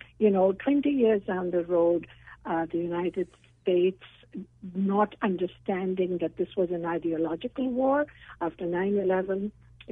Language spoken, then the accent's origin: English; Pakistan; now in Canada; I was born in Pakistan